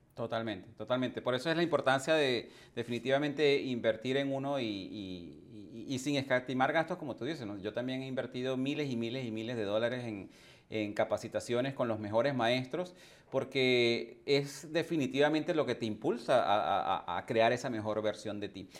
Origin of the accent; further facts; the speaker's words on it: Venezuela; moved away as an adult; also born or lived in England / Canada / United States / Caribbean islands; Yo también emigré hace más de 20 años de, de mi país natal, que fue Venezuela